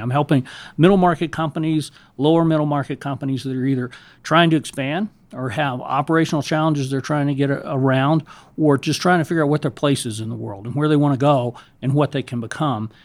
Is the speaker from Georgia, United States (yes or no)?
yes; Savannah, Georgia, United States; I grew up in Savannah, Georgia, in the South